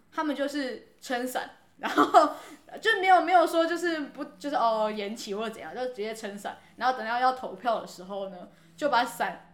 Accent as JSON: {"language": "Chinese", "country": "Taiwan", "said": "我们台湾人"}